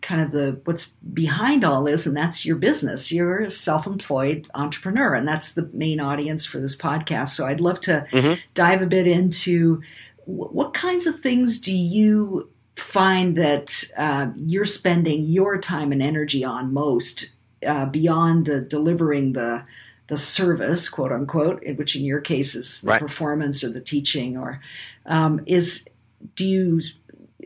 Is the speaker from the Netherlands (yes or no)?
no; Canada; now in United States; I grew up in Canada